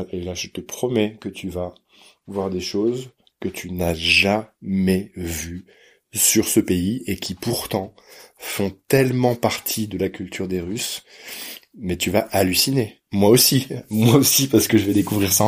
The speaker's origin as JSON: {"language": "French", "country": "France", "said": "je suis français"}